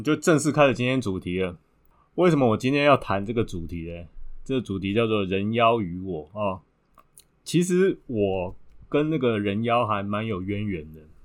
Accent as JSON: {"language": "Chinese", "country": "Taiwan", "also_born_or_lived": "Thailand", "said": "我们台湾"}